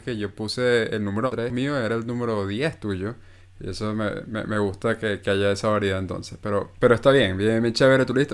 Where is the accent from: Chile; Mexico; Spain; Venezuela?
Venezuela; uno como venezolano